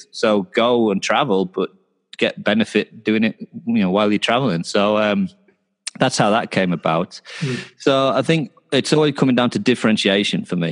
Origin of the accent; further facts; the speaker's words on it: Knaresborough, Yorkshire and the Humber, United Kingdom; also born or lived in Newcastle; I'm from a little town called Knaresborough, which is about an hour south of Newcastle. Uh, I went to Newcastle for university, um, so I'm from kind of North Yorkshire area